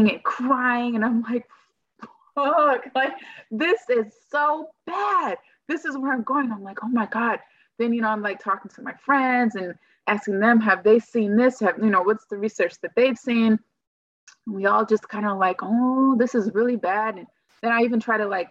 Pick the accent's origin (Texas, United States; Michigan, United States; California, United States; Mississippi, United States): California, United States; moved away as an adult; also born or lived in Gurnee, Illinois; I'm originally from California